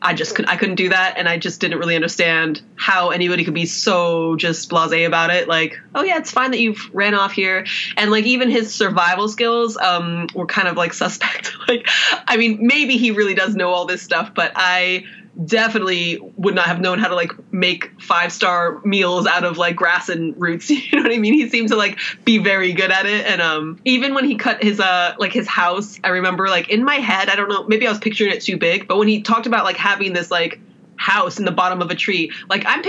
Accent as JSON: {"language": "English", "town": "Las Vegas", "region": "Nevada", "country": "United States", "tie": "born or raised there", "said": "I grew up in Vegas"}